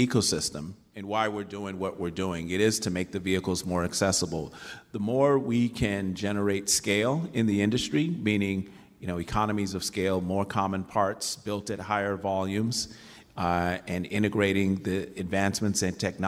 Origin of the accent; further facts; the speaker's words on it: Chicago, Illinois, United States; now in Michigan, United States; I grew up in Chicago, south side of Chicago